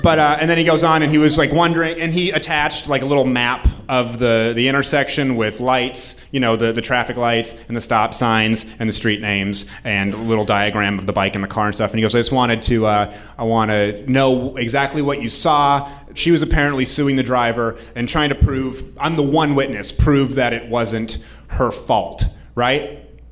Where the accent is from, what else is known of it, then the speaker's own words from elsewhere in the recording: New Hampshire, United States; I'm from New Hampshire.